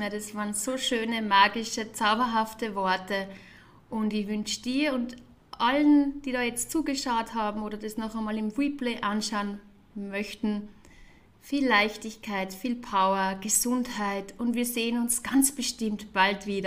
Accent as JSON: {"language": "German", "town": "Wels", "region": "Upper Austria", "country": "Austria", "also_born_or_lived": "Vienna", "lives_now": "Zurich, Switzerland", "said": "ich bin ja ursprünglich aus Wels, Oberösterreich. Liebe Grüße an äh, alle, die in meinem Heim Heimatort jetzt von meinem Heimatort aus zuschauen. Dann"}